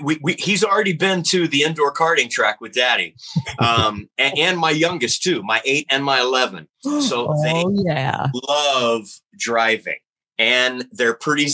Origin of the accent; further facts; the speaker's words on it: Lake Charles, Louisiana, United States; born there; I was born in Lake Charles, Louisiana